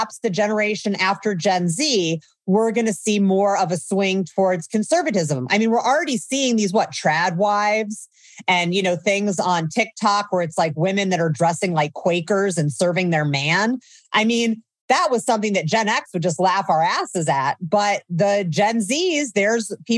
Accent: Indiana, United States; moved away as an adult; also born or lived in Oakland, California; I grew up in Indiana.

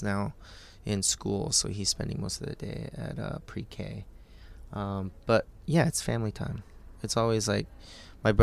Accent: Eugene, Oregon, United States; moved away as an adult; also born or lived in New York; now in Portland, United States; I grew up in Eugene, Springfield area, where there wasn't a lot of Korean food to have except for my parents cooking

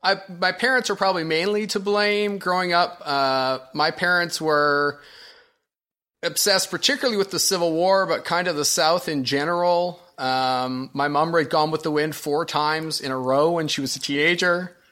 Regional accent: Ontario, Canada; also born or lived in Alabama / Washington, D.C.; now in Springfield, Illinois, United States; I'm from Ontario.

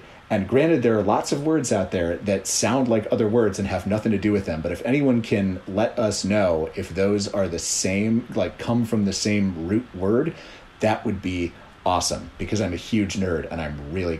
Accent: Washington, District of Columbia, United States; here in my hometown of Washington, D.C.

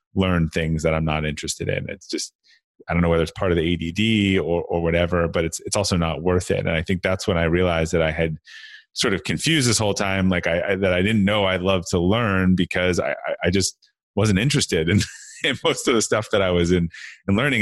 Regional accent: Brookline, Massachusetts, United States; I grew up outside of uh, Boston, uh, Massachusetts, in a, in a town called uh, Brookline

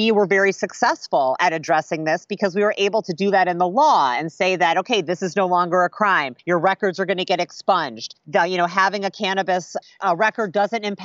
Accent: Indiana, United States; moved away as an adult; also born or lived in Chicago, Illinois / Oakland, California; I grew up in Indiana

